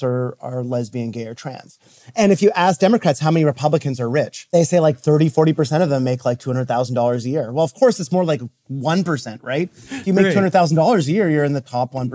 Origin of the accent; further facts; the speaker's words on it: Canada; now in United States; I'm actually from Canada